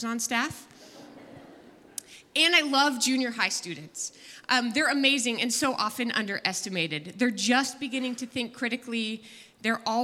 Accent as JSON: {"language": "English", "town": "San Jose", "region": "California", "country": "United States", "tie": "born or raised there", "said": "I was born and raised in San Jose"}